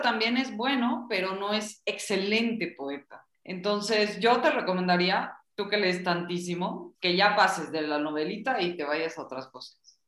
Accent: Bolivia; now in Mexico; yo soy una boliviana en México

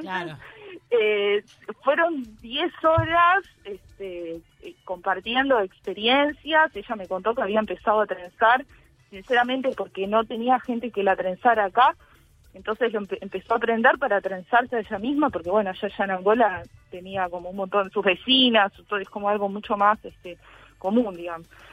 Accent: Uruguay; los afro-uruguayos

